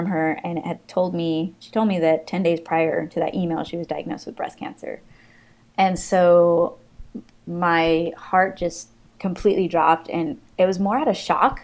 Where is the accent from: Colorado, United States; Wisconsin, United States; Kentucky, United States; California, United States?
California, United States; moved away as an adult; also born or lived in Montclair, New Jersey; I'm from California